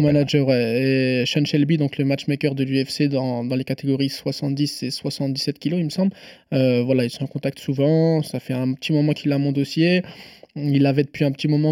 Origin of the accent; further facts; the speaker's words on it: Nantes, Pays de la Loire, France; je suis nantais, je suis même pas parisien en plus